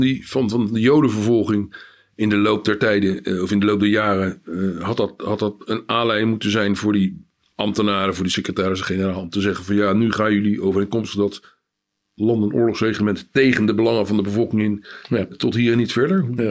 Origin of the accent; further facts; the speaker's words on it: Amsterdam, North Holland, Netherlands; als Amsterdammer